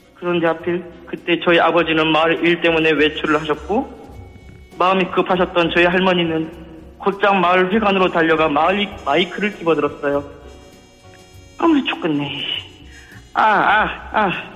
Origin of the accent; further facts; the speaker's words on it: Gangjin, South Jeolla, South Korea; now in Seoul, South Korea; 저는 서울로 상경에서 자취하고 있는 전남 강진군에 살았던 청년 DJ